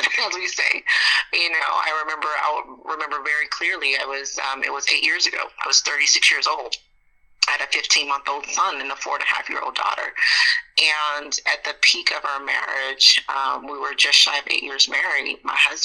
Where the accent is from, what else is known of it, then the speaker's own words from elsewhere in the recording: Montgomery, Alabama, United States; growing up in Montgomery, Alabama